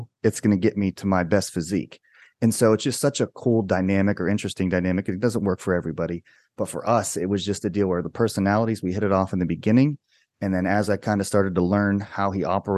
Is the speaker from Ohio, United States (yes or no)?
yes; Ohio, United States; the dude from Ohio.